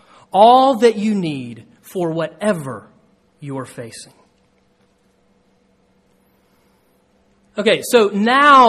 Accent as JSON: {"language": "English", "region": "Georgia", "country": "United States", "tie": "born or raised there", "moved": "yes", "said": "when I was a kid growing up in Georgia"}